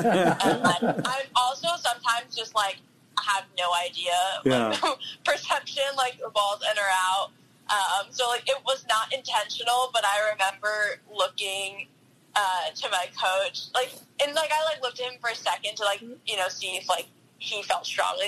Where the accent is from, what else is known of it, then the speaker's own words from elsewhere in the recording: New York, United States; growing up in New York, like, I feel like spring was only, like, 2 or 3 weeks.